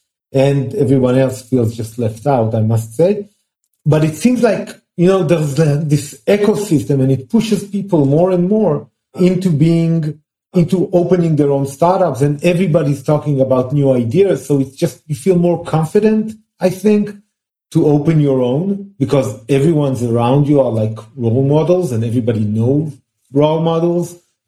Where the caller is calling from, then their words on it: Israel; I'm calling in from Israel right now at my home due to COVID situations.